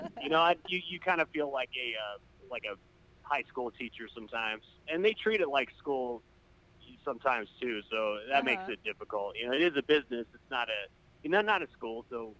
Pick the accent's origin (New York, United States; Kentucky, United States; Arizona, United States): New York, United States; Corning; born there; also born or lived in Indiana / Mississippi; now in Texas, United States; Well, I was born in Corning, New York, so not too far from where you are.